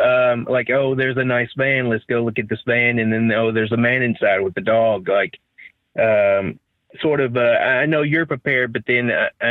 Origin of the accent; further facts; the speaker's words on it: Nashville, Tennessee, United States; I'm from Nashville, but I'm not so much country. Maybe some.